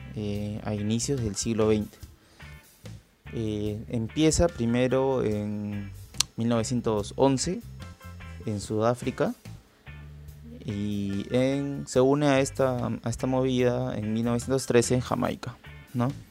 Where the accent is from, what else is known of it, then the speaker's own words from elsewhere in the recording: Lima, Peru; soy de Lima, Perú